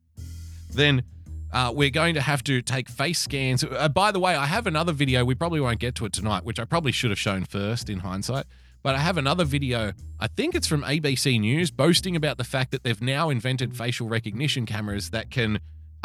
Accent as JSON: {"language": "English", "region": "New South Wales", "country": "Australia", "said": "my state, my home state of New South Wales."}